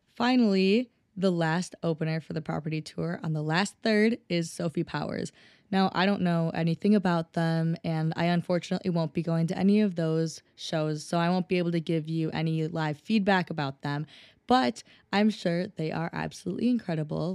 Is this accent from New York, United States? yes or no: no; Minnesota, United States; I'm from Minnesota